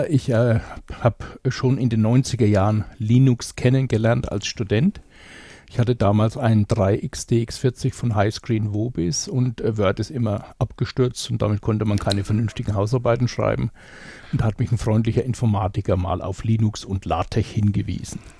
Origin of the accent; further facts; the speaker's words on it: Bavaria, Germany; Ich komme aus Bayern, genauer gesagt aus Unterfranken.